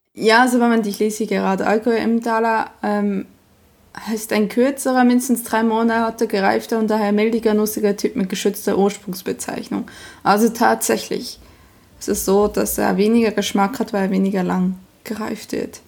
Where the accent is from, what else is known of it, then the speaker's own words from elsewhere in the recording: Emmental, Bern, Switzerland; now in Germany; Ich bin quasi im Dorf nebenan aufgewachsen, in Mittelflieg-Goldbach